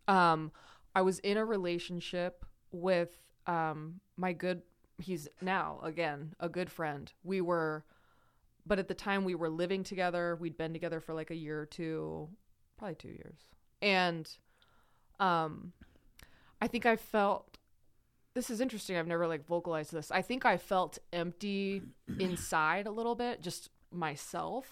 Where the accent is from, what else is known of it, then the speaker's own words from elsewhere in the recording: Idaho, United States; also born or lived in Salt Lake City, Utah; I was born in Salt Lake. I grew up in Idaho.